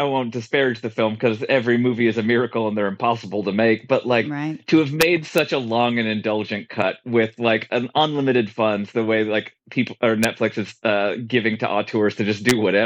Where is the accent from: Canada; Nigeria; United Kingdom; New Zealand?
Canada; I'm Canadian